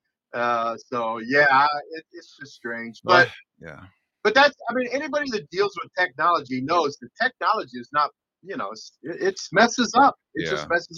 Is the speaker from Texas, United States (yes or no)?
no; Tucson, Arizona, United States; I grew up in Tucson